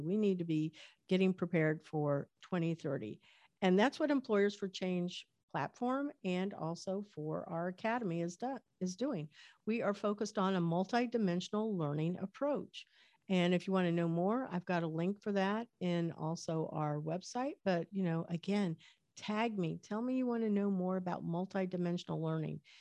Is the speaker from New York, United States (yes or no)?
no; Medicine Lodge, Kansas, United States; I was born in Kansas in a little town called Medicine Lodge, Kansas